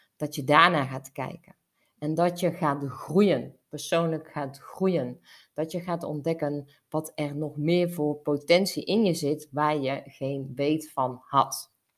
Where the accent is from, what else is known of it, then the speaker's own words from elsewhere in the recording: North Brabant, Netherlands; bij ons in Brabant